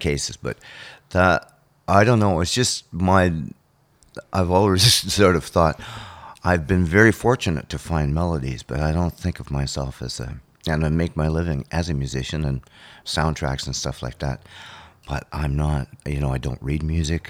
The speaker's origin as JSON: {"language": "English", "town": "Thunder Bay", "region": "Ontario", "country": "Canada", "tie": "born or raised there", "said": "growing up on Lake Superior"}